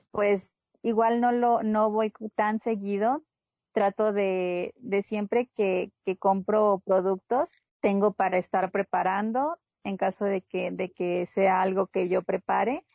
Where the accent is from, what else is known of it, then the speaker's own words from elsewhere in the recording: Sonora, Mexico; moved away; soy de Sonora